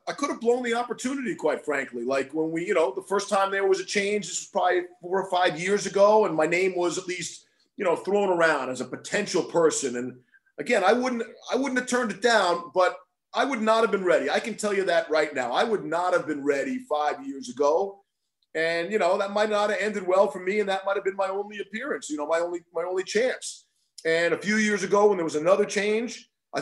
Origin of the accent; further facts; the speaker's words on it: New York, United States; moved away as an adult; also born or lived in Boston / Connecticut; I'm born and raised in New York, but I lived in New England for a long time, right? In Boston and in Connecticut.